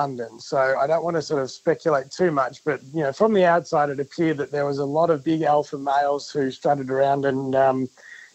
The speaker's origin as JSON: {"language": "English", "region": "Victoria", "country": "Australia", "said": "I'm from Victoria"}